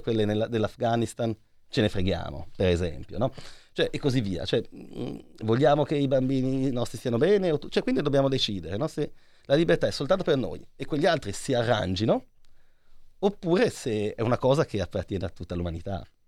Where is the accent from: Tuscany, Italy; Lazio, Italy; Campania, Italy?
Tuscany, Italy; Lucca; io sono di Lucca